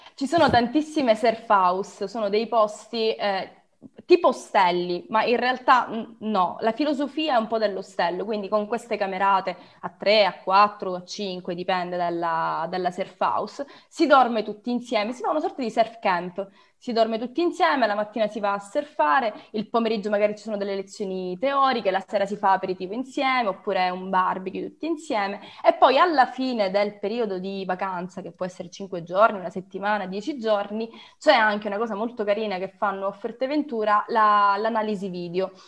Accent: Sicily, Italy; io sono siciliana nel cuore, nel sangue, nell'anima e ovunque, direi, ogni parte di me è siciliana

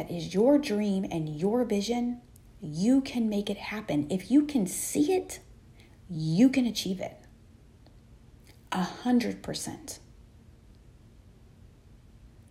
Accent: Texas, United States; I'm from Texas

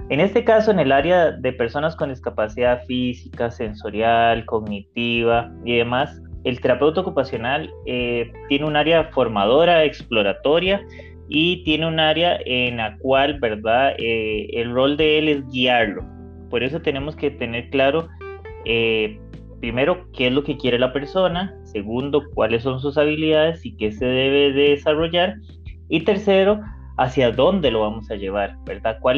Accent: Panama; born there; yo nací en Panamá

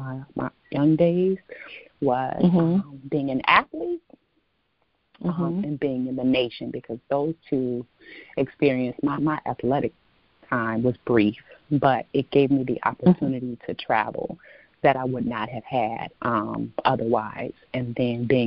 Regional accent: Detroit, Michigan, United States; also born or lived in Chicago; born and raised in Detroit, educated in Detroit public schools

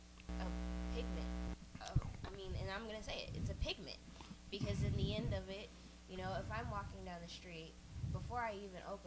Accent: Germany; moved away; I grew up in Germany

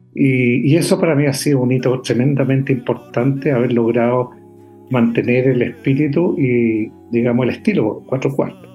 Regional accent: San Vicente de Tagua Tagua, O'Higgins, Chile; el campo donde yo nací, donde me crié, es San Vicente de Aguatagua

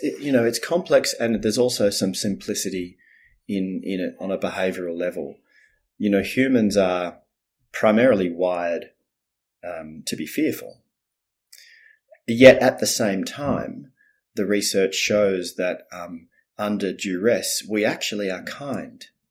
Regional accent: Melbourne, Victoria, Australia; also born or lived in Netherlands; then they moved to Melbourne, Australia.

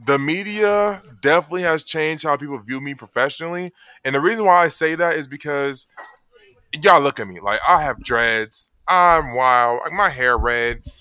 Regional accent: Atlanta, Georgia, United States; moved away; I'm from Atlanta, Georgia.

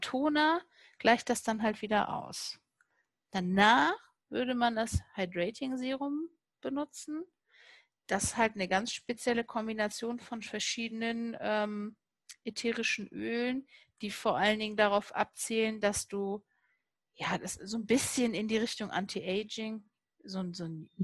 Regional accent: Cologne, North Rhine-Westphalia, Germany; ich komme ja aus Köln

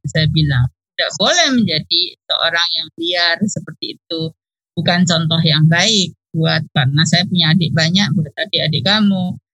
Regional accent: Indonesia; jadi pada waktu itu kan saya datang dari Indonesia maka kita bisa bawa ide penyakit di Indonesia yang tidak ada di sana

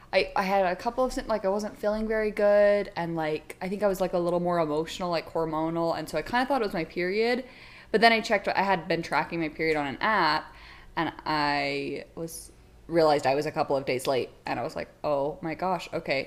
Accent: Utah, United States; I'm from Utah

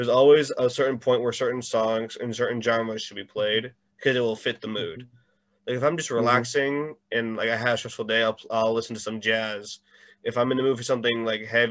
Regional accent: Connecticut, United States; my home state

